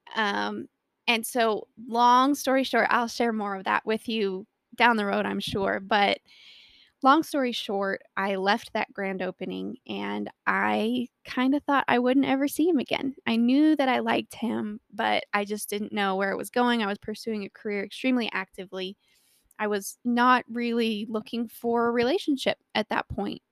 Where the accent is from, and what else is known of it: Colorado, United States; born or raised there